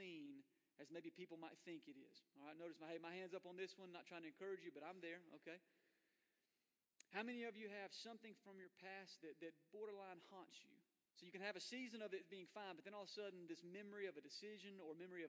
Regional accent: Florida, United States; I was born in Florida

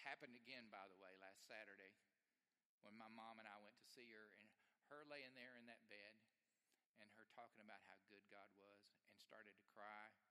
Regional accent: Alabama, United States; I grew up in Alabama

